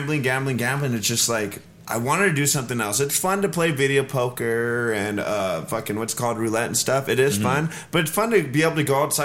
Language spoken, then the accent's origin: English; California, United States; I'm a Californian